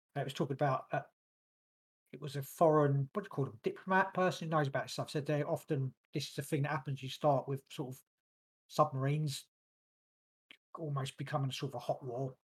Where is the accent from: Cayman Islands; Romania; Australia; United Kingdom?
United Kingdom; England; born or raised there